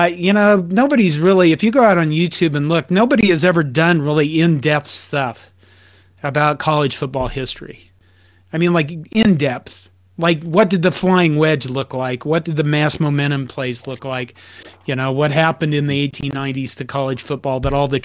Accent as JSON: {"language": "English", "town": "Curtis", "region": "Nebraska", "country": "United States", "tie": "born or raised there", "said": "in Nebraska, my hometown of Curtis"}